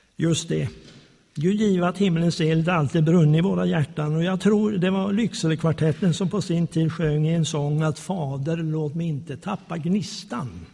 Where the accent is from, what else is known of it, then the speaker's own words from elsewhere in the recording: Småland, Sweden; also born or lived in Slagnäs, Arjeplog Municipality, Lapland; som smålänning